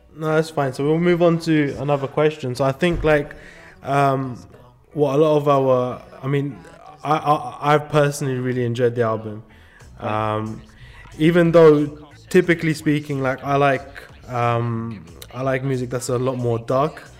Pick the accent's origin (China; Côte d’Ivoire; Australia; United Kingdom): United Kingdom; London; moved away as an adult; also born or lived in California; growing up in London, for my sisters to wear hijab, it was just like a normal thing